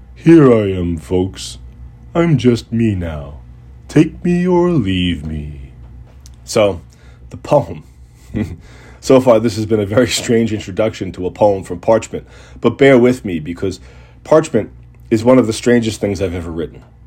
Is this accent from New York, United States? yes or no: yes; Long Island, New York, United States; moved away; also born or lived in Boston; the aluminum siding and nylon curtains of Long Island's post-war suburbs where I grew up